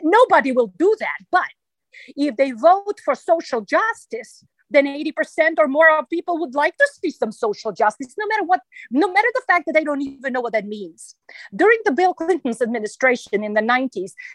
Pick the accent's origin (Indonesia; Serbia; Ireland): Serbia; Belgrade; English is a second language; moved away as an adult; now in United States; my home country, Yugoslavia